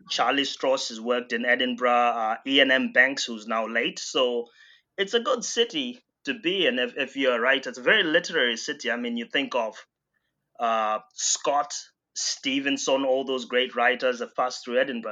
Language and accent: English; Bindura, Mashonaland Central, Zimbabwe; my hometown, uh, Bindura in Zimbabwe